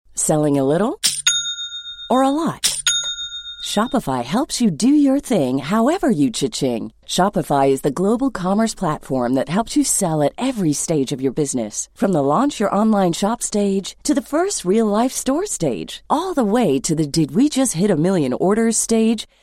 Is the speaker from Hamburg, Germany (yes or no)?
yes; Hamburg, Germany; als Hamburgerin